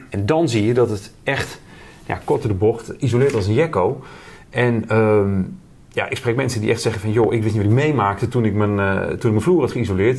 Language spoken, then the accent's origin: Dutch; Twente, Overijssel, Netherlands; ik ben een Twentenaar